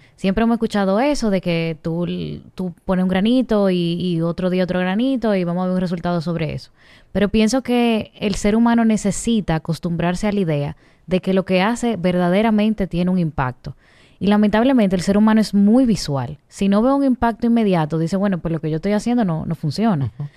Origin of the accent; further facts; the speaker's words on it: Dominican Republic; nosotros como, como dominicanos